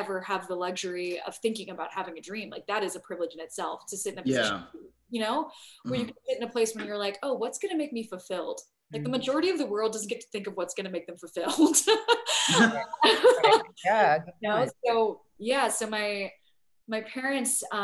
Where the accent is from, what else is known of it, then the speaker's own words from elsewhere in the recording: San Diego, California, United States; I grew up in San Diego